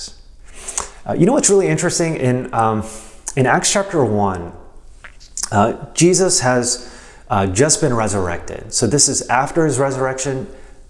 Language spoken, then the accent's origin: English; United States; I love being American